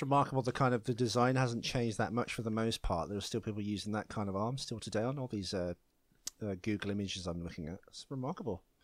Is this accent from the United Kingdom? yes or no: yes; United Kingdom; I'm British